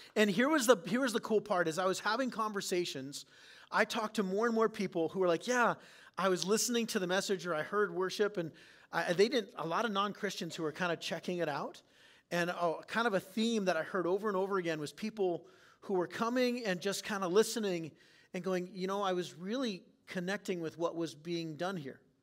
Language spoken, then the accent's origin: English; San Diego, California, United States; now in Clear Lake, Iowa, United States; I didn't grow up in Clear Lake, Iowa, I grew up in San Diego